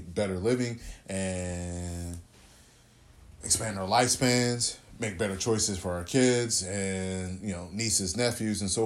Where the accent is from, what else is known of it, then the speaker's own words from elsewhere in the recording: Texas, United States; also born or lived in California; I grew up in the South, my dad's family is from Mississippi.